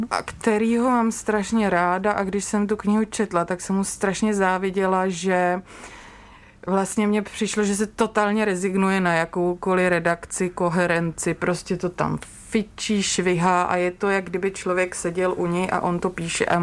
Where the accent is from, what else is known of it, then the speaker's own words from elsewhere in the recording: Moravia, Czechia; Já jsem z Moravy